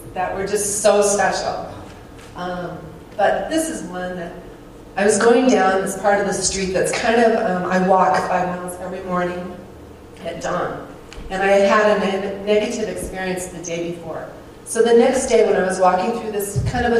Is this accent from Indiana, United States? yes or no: no; Colorado, United States; I'm from Colorado, I'm in Anguilla